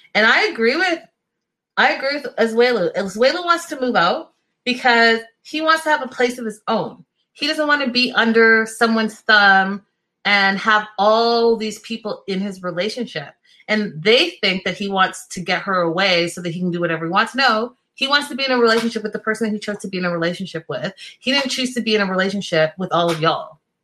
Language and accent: English; Ghana; I'm Ghanaian, I'm not Nigerian